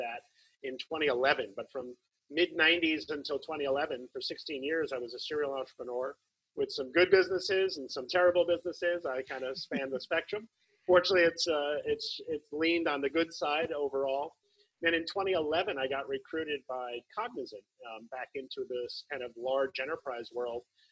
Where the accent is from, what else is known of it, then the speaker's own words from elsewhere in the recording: New Jersey, United States; moved away as an adult; also born or lived in New York; now in Berkeley, United States; I grew up in New York, New Jersey area, mostly grew up in Jersey, born in New York, mostly grew up in Jersey